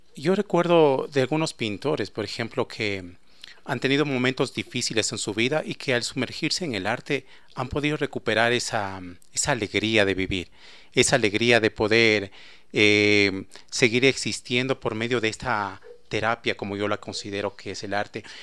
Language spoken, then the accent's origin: Spanish; Ecuador; nosotros como ecuatorianos